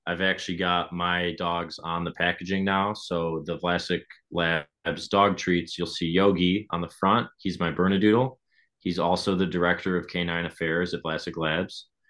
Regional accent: Michigan, United States; we're from Michigan. We started in Michigan

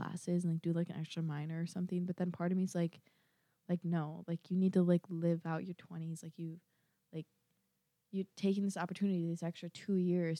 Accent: Minnesota, United States; I'm from Minnesota. I am from the Minnesota

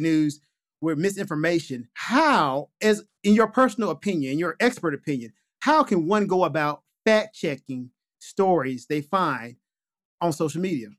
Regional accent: the South, United States; I'm from the South

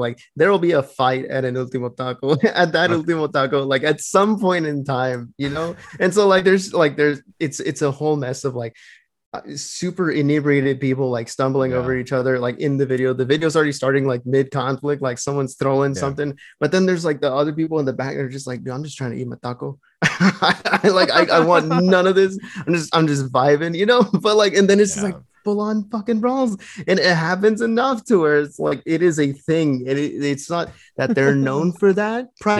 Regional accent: Laredo, Texas, United States; growing up in Laredo

